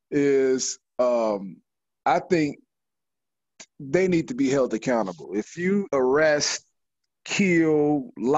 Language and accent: English; Chicago, Illinois, United States; as a teenage boy, you know, growing up in Chicago